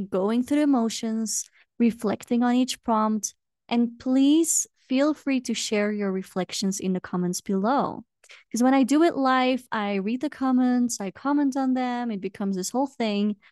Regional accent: Belgium; now in Peru; I am originally from Belgium

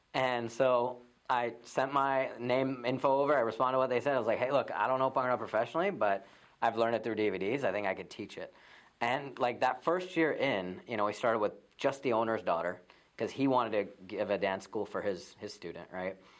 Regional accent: Raleigh, North Carolina, United States; also born or lived in Fayetteville; I was born in Raleigh, and my parents came just a few years before I was born.

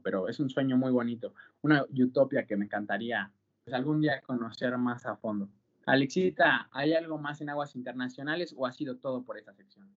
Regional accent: Mexico; nuestro paisano, el señor del Vasco Aguirre

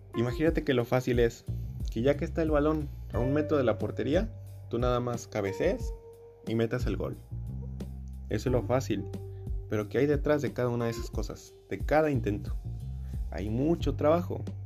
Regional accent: Veracruz, Mexico; soy de México, bueno, particularmente soy del estado de Veracruz

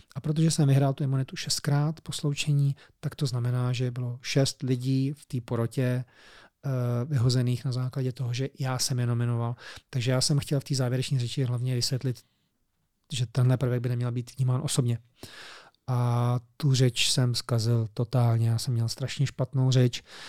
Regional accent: Czechia; my jako Češi

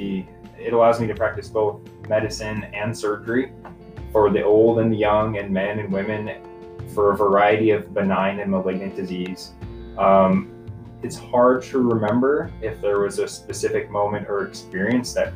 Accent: Wenatchee, Washington, United States; moved away as an adult; also born or lived in East Coast; now in Meridian, United States; I grew up in Wenatchee, Washington

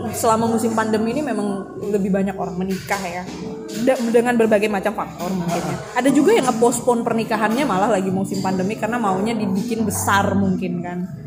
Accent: Kalimantan, Indonesia; kami orang Kalimantan

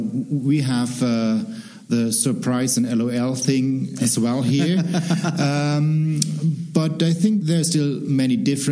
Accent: Germany; We have a different educational background in Germany

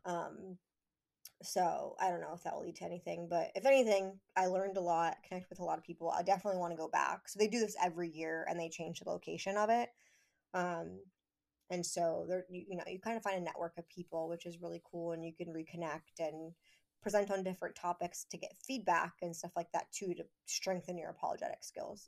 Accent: Pennsylvania, United States; moved away as an adult; I grew up here, so for me, it was moving back to my hometown

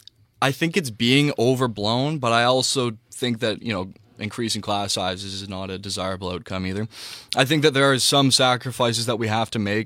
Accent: Jamaica; Who went to prison in Jamaica from my hometown for, you know, attempted murder and is still teaching.

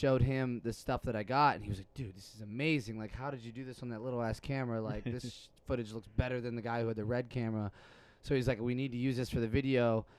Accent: Chambersburg, Pennsylvania, United States; moved away; also born or lived in Pittsburgh, Pennsylvania / Los Angeles, California; I'm from Chambersburg, Pennsylvania.

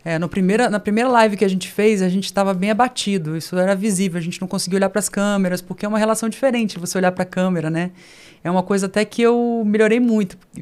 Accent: Brasília, Federal District, Brazil; also born or lived in Rio de Janeiro; Com quatro anos para Brasília. Vivenciei tudo aquilo de brincar embaixo do bloco

